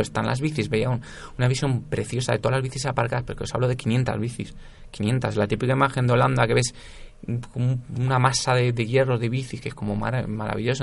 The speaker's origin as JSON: {"language": "Spanish", "country": "Spain", "said": "como buen español que soy"}